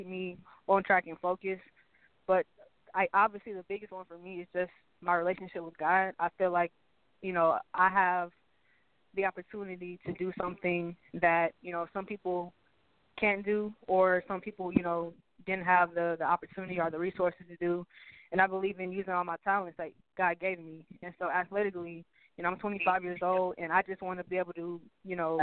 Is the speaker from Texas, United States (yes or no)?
yes; Houston, Texas, United States; also born or lived in Greenville, South Carolina; I always tell people I moved to Houston when I was literally like 1 year old